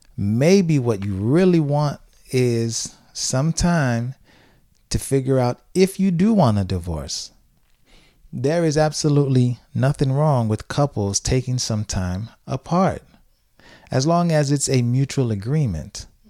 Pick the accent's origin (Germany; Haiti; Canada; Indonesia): Haiti; now in Tampa, United States; when I was growing up in Haiti